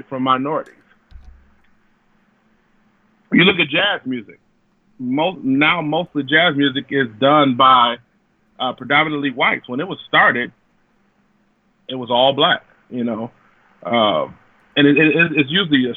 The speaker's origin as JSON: {"language": "English", "town": "Detroit", "region": "Michigan", "country": "United States", "said": "I'm from Detroit"}